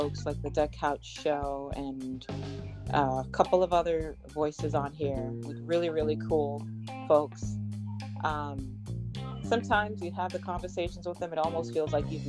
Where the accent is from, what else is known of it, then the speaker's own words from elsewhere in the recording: Boston, Massachusetts, United States; also born or lived in Florida; I'm originally from Florida, but I grew up in Boston.